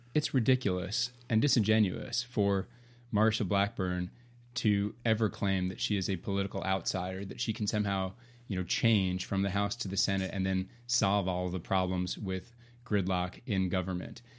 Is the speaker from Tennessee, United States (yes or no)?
yes; Nashville, Tennessee, United States; I'm originally from Nashville, raising my family here